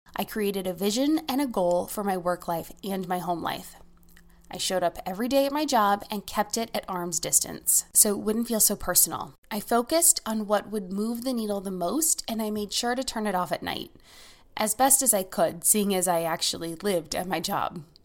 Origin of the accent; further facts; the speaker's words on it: United States; As an American